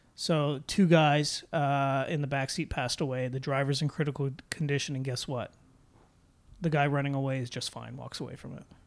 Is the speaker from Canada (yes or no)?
yes; Oakville, Ontario, Canada; I'm from Oakville